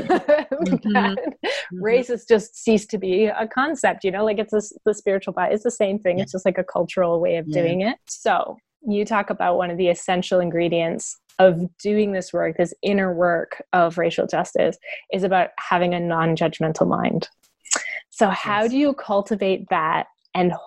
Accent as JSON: {"language": "English", "country": "Canada", "said": "as a Canadian"}